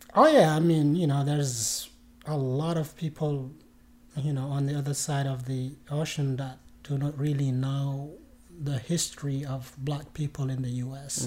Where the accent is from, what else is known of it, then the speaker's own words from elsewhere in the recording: Mauritania; moved away as an adult; now in United States; I was born and uh, um, raised in Mauritania, which is in West Africa